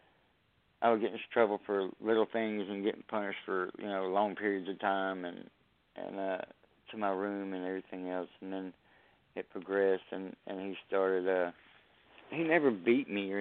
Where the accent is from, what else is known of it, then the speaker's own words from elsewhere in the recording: Southeast Texas, United States; I'm from Southeast Texas.